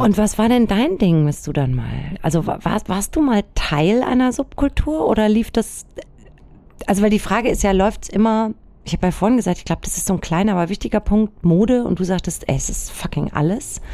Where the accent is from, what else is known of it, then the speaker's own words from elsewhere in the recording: Germany; ich bin im Spessart aufgewachsen